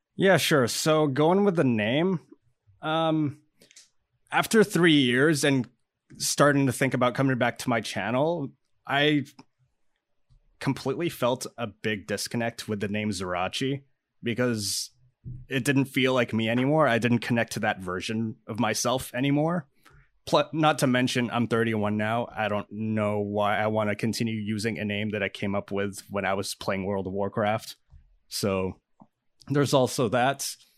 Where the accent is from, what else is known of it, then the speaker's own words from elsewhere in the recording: Canada; I'm a Canadian musician and producer